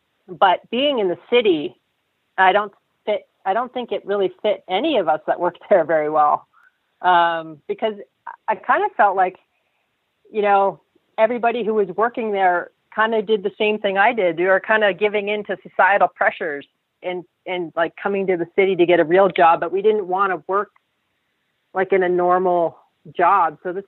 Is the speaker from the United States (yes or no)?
no; Saudi Arabia; I think growing up in Saudi really helped me with that.